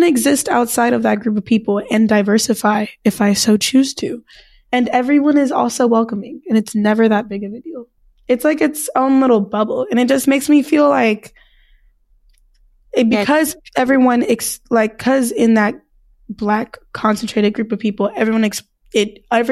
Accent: California, United States; I'm from California, but, like, it's a very California-esque school

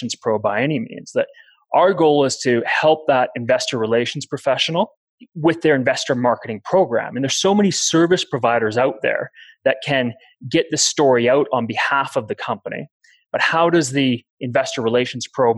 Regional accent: Canada

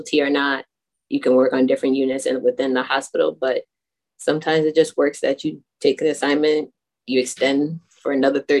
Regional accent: Waterbury, Connecticut, United States; I was born and raised in Waterbury, Connecticut

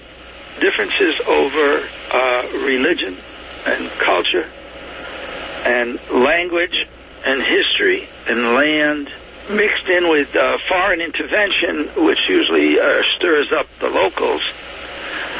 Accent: Millville, Massachusetts, United States; also born or lived in Woonsocket, Rhode Island / Worcester, Massachusetts / Boston, Massachusetts / Syria (ancestry); being born in Woonsocket, Rhode Island, growing up in Millville, Massachusetts

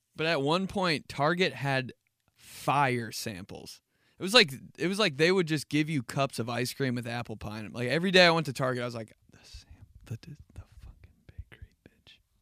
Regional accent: Indianapolis, Indiana, United States; I was raised in Indianapolis

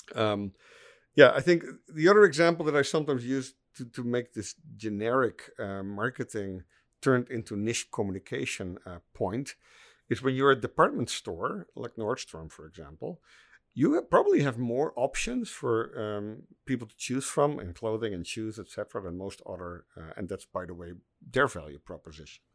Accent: Netherlands; I'm, I'm from the Netherlands

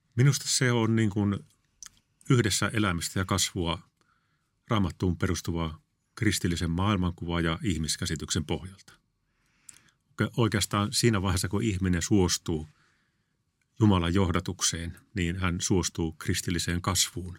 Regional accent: Kalajoki, North Ostrobothnia, Finland; moved away as an adult; also born or lived in Tuusula / Kerava; mä olin kasvoin Kalajoilla

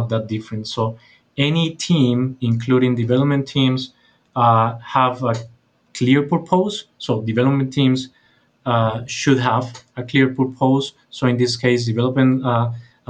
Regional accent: Colombia; from Colombia, South America, not Colombia, by the way

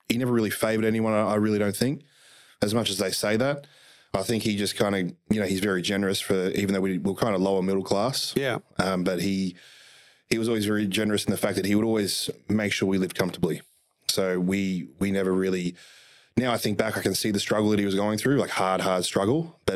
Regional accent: The Entrance, New South Wales, Australia; I was actually born in Gosford, lived in Terrigal. Born and bred at The Entrance

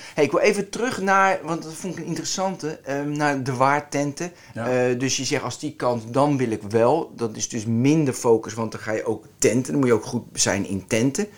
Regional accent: Westland, South Holland, Netherlands; Ik kom uit het Westland.

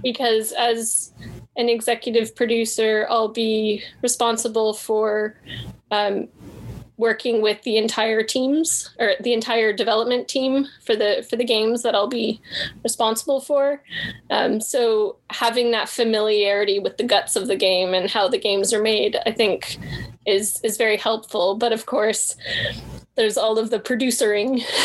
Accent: Canada; I'm Canadian.

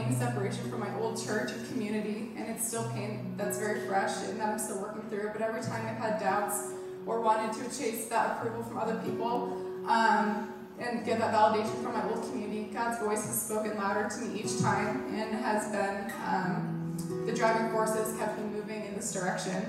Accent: New York, United States; I was raised Catholic in New York, but didn't attend church super regularly growing up

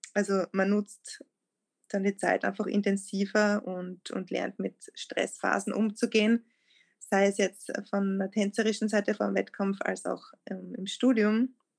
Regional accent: Lieboch, Styria, Austria; also born or lived in Graz; meinem Heimatort in Liebach, wo ich aufgewachsen bin

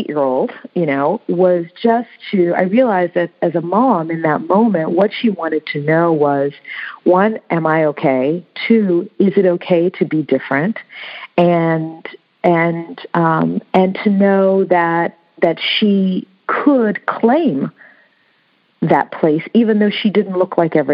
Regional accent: United States; first language English; I'm American, but when I, here I'm a Black American

